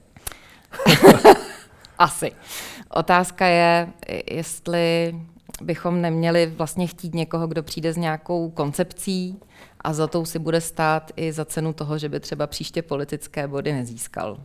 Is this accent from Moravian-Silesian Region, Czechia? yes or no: no; Plzeň, Plzeň Region, Czechia